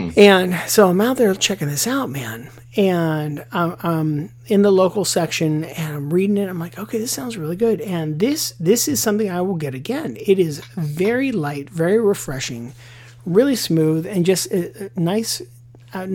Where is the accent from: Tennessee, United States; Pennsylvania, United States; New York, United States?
Pennsylvania, United States; Pittsburgh; now in Charleston, United States; back in Pittsburgh, my hometown